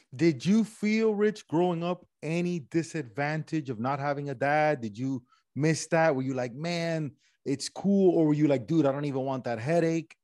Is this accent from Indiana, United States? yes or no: no; Miami, Florida, United States; accent: Miami Cuban; My accent is this weird regional Miami Cuban accent that I got going on